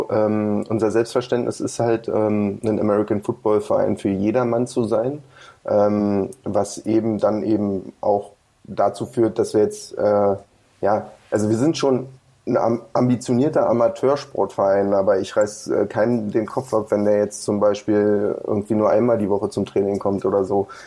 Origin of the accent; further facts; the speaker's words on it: Brandenburg, Germany; Wir kommen ja immer noch aus Brandenburg.